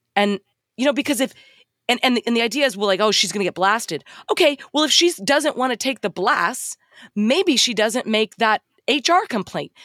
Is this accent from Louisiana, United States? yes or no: no; Texas, United States; I'm from Texas